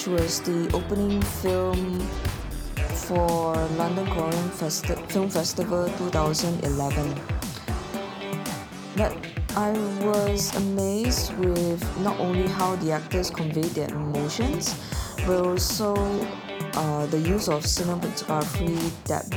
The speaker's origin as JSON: {"language": "English", "country": "Malaysia", "moved": "yes", "said": "my home country, Malaysia"}